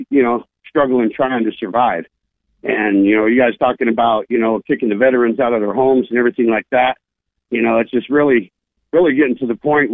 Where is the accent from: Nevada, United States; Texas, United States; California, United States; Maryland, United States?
Nevada, United States; White Pine County; I'm from White Pine County, and we are a very red county